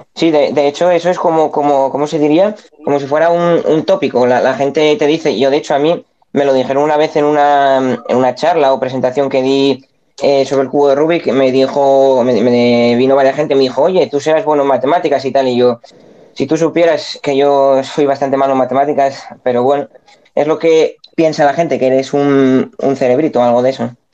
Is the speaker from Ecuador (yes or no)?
no; Spain; yo soy de España.